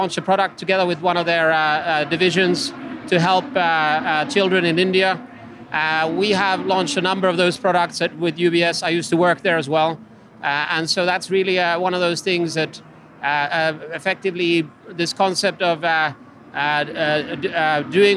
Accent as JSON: {"language": "English", "country": "Finland", "also_born_or_lived": "Bordeaux, France / London, United Kingdom / New York, United States", "second_language": "English", "moved": "as an adult", "lives_now": "Houston, United States", "said": "I'm originally from Finland. So it's been a long journey for me. I've traveled around the world ever since I was 21"}